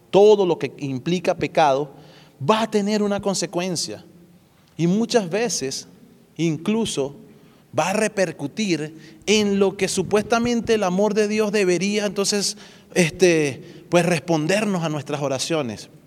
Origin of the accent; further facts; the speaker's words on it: Dominican Republic; accent: Dominican; Ahí hablé como dominicano.